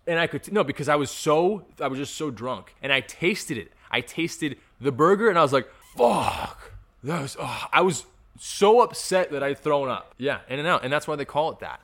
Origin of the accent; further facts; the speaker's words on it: California, United States; I'm a Californian